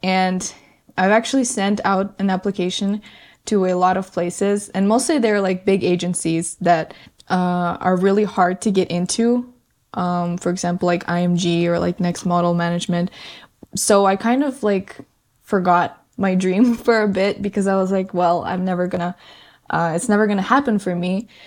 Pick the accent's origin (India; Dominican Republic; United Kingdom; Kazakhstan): Kazakhstan; moved away; also born or lived in Canada; my family in Kazakhstan is the one I grew up with, lived with for many, many years.